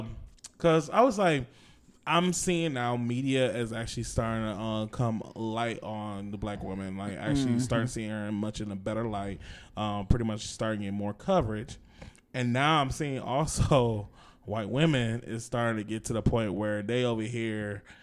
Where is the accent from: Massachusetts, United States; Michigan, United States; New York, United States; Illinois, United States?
Massachusetts, United States; Boston; Because, like, I'm from Boston. That's why we say you guys.